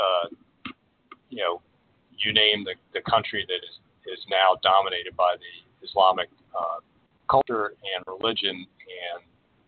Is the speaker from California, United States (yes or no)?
no; Washington, District of Columbia, United States; moved away as an adult; now in Oregon, United States; I grew up in the Washington, D.C. suburbs, in a community that was far more diverse than where I am out here in Oregon now